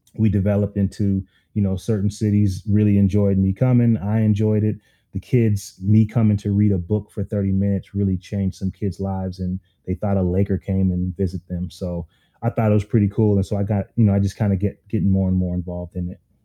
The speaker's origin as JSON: {"language": "English", "town": "Minneapolis", "region": "Minnesota", "country": "United States", "tie": "born or raised there", "said": "I was I'm from North Minneapolis, and um, everyone knows it's it's one of those underserved communities that um, I was able to have some success"}